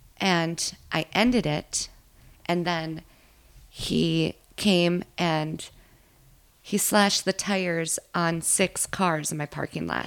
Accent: Minnesota, United States; I grew up in Minnesota, just not in this area

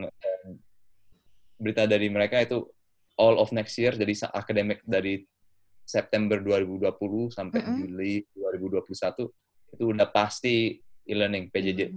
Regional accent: London, United Kingdom; also born or lived in Indonesia; saya lahir di Indonesia waktu uh, tapi udah di London sejak umur setahun uh, karena pindah bareng keluarga ya sejak itu saya SD SMP SMA di London total

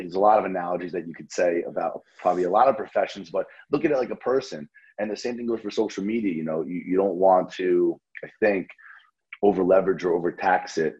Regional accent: New Jersey, United States; I'm from Jersey

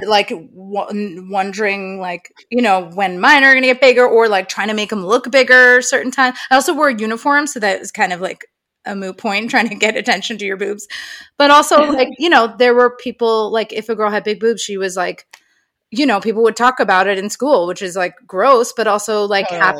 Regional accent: Long Island, New York, United States; I was born in New York and grew up there in Long Island

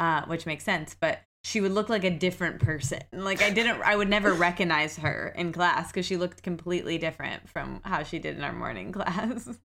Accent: Midwest, United States; now in New York, United States; I very much identify with the qualities, the stereotypical qualities of being a Midwesterner

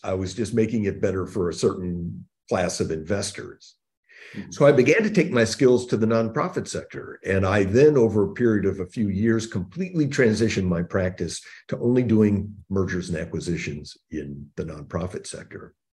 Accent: Indiana, United States; born there; So I was born in the Midwest in Indiana. And grew up with two sisters, the son of a General Motors executive.

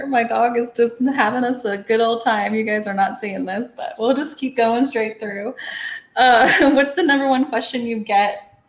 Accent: Texas, United States; moved away; also born or lived in New York; So I grew up in Texas. It's not near like New York, although I did live a little while in New York.

